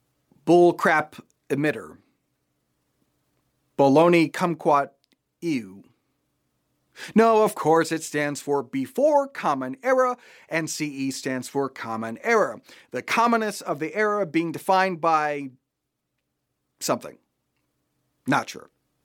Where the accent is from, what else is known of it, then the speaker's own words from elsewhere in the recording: Japan; I grew up in Japan. All the stores were open on Christmas Day.